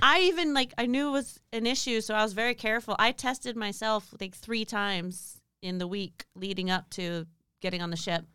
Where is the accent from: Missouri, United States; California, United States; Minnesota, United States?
California, United States; Pasadena; I'm originally from Southern California